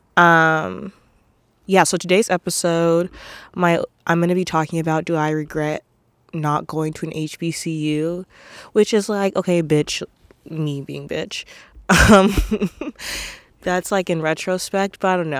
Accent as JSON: {"language": "English", "town": "Portland", "country": "United States", "tie": "born or raised there", "said": "growing up in Portland"}